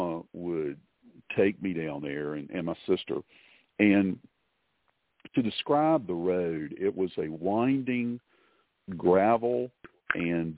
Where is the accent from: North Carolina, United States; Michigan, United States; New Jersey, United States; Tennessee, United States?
North Carolina, United States; Eastern; Where I grew up is in Eastern North Carolina.